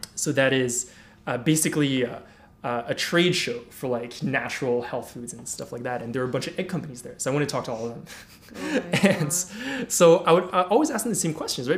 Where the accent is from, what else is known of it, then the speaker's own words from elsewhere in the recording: Paris, Île-de-France, France; I grew up in Paris